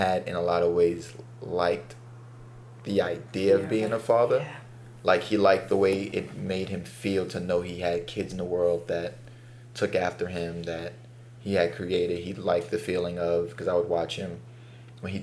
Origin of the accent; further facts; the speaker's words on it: New York City, New York, United States; as a black kid growing up in Bed-Stuy